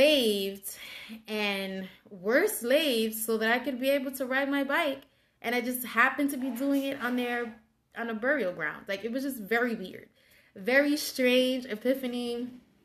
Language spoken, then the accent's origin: English; New York City, New York, United States; I grew up in the South Bronx and I'm from the Hunts Point section of the Bronx.